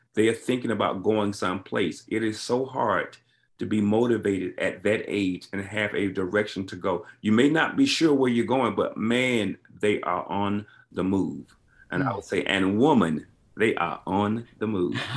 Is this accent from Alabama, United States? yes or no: yes; Alabama, United States; I grew up in Alabama